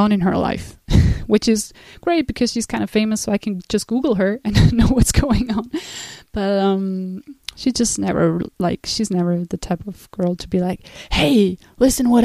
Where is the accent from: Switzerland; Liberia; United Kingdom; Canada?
Switzerland; also born or lived in United States; So when I was 16, I went to the United States, and I was obviously coming from Switzerland